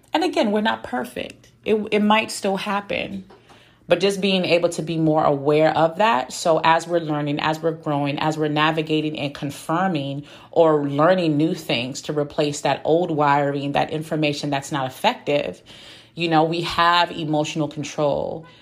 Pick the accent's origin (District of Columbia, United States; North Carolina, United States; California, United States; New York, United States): District of Columbia, United States; Washington; also born or lived in West Africa; I grew up mainly in the Washington, D.C. area.